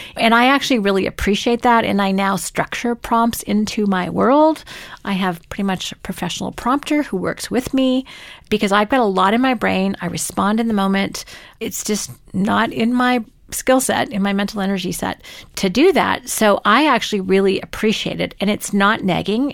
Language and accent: English; Canada